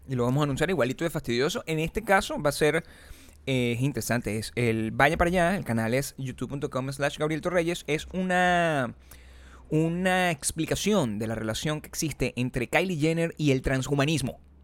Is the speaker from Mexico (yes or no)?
no; Venezuela; yo soy venezolano